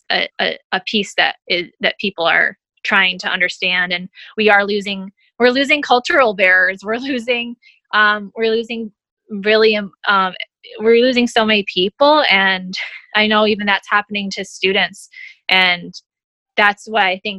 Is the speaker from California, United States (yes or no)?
no; upstate New York, United States; moved away as an adult; now in Metairie, United States; I'm originally actually from upstate New York. So I was born and raised in upstate New York.